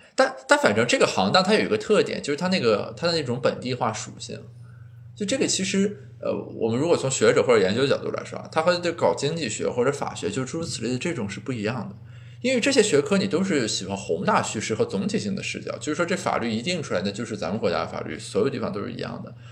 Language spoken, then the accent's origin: Chinese; Qingdao, Shandong, China; 其实在本科以后，每年在青岛待时间都特别短